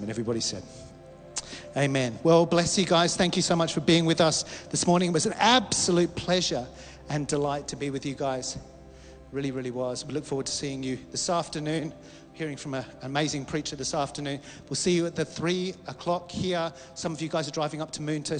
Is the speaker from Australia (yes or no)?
yes; Australia; we as Australian Christians